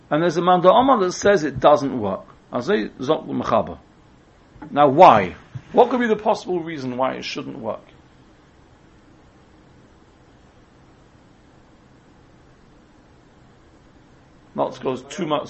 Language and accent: English; England, United Kingdom; we're English